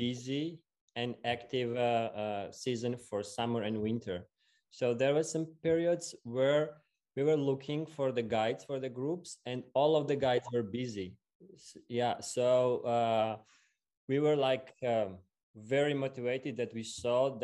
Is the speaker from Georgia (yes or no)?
yes; Tbilisi, Georgia; So yeah, I'm from Georgia. I was born in the capital Tbilisi